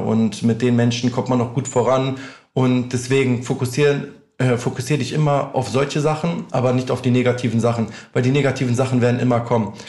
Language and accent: German; near Hanover, Lower Saxony, Germany; moved away as an adult; also born or lived in Albania; now in Düsseldorf, Germany; ich bin ja aufgewachsen in der Nähe von Hannover